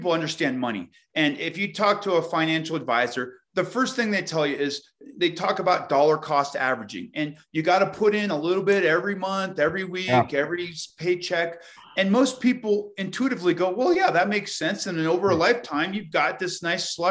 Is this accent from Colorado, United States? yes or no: yes; Colorado, United States; I grew up basically in Colorado